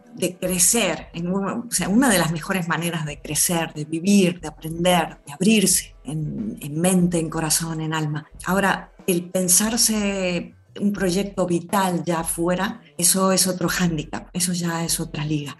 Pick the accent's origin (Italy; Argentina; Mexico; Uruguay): Argentina; moved away as an adult; now in Valencia, Spain; Yo he estado muchos años vinculada a la Asociación de Argentinas y Argentinos en Valencia